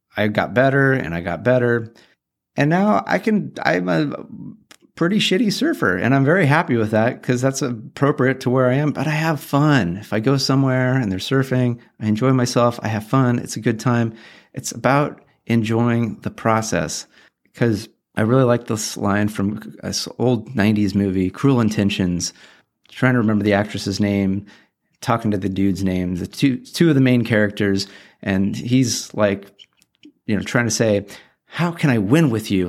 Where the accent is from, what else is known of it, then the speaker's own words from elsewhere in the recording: Orange County, Southern California, United States; I grew up in Southern California, Orange County, probably twenty minutes from the beach